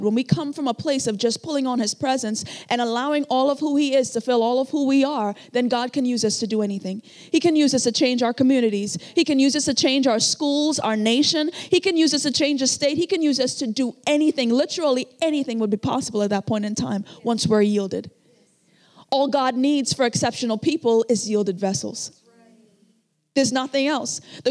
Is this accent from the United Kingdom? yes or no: no; Trinidad & Tobago; moved away; I came from Trinidad and Tobago. I grew up in a very, very rough area